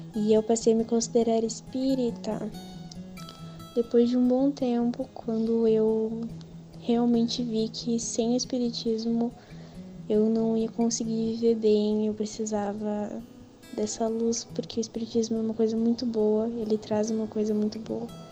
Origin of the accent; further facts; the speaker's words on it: Dom Pedrito, Rio Grande do Sul, Brazil; sou de Dom Pedrito